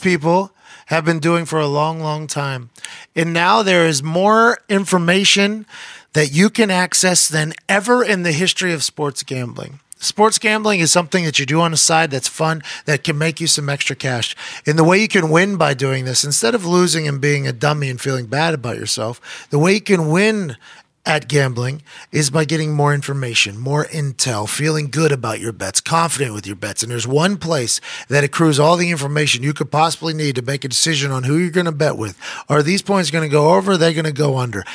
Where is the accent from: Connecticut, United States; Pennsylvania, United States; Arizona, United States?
Pennsylvania, United States; Pittsburgh; now in Indianapolis, United States; I'm from Pittsburgh